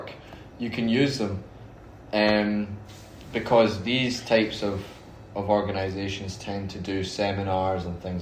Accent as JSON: {"language": "English", "region": "Scotland", "country": "United Kingdom", "said": "I'm from Scotland"}